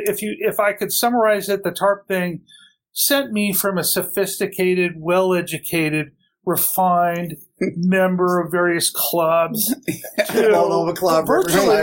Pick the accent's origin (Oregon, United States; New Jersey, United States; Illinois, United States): Oregon, United States; Portland; born and raised in Portland, fifth generation Portlander